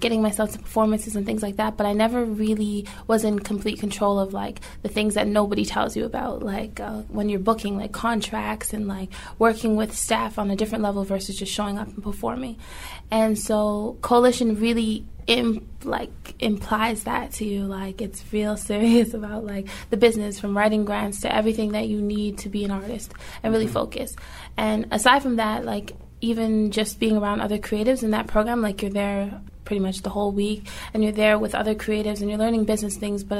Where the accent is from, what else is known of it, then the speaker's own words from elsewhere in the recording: Toronto, Ontario, Canada; we were from Toronto